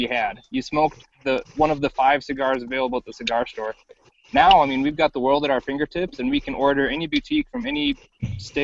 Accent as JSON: {"language": "English", "region": "Minnesota", "country": "United States", "tie": "born or raised there", "said": "in Minnesota here at a shop just in my hometown"}